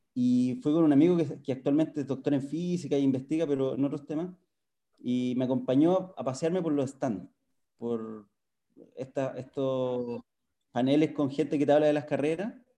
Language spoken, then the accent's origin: Spanish; Santiago, Santiago Metropolitan Region, Chile; me nacido y criado en Santiago